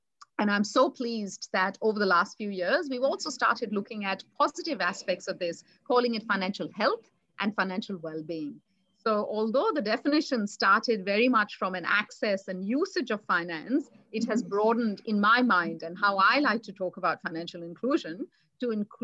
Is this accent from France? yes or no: no; India; moved away as an adult; now in Australia; I was brought up in India